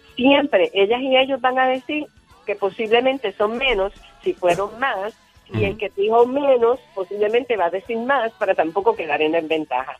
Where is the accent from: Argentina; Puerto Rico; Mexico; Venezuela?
Puerto Rico; Ponce; yo soy de Ponce, vivía en Ponce y, hacía babysitting a unos nenes que vivían al frente de mi casa